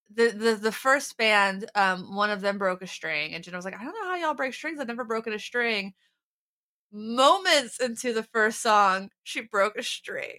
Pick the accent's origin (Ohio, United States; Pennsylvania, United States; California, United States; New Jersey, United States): Ohio, United States; I'm from Ohio, but I'm, I'm pr-, I'm proud of that Appalachian heritage